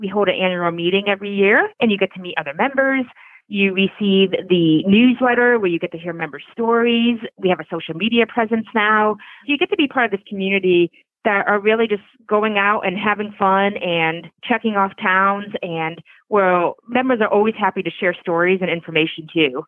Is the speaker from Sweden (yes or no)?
no; Connecticut, United States; now in Vermont, United States; I grew up in Connecticut and just used to play behind my house were woods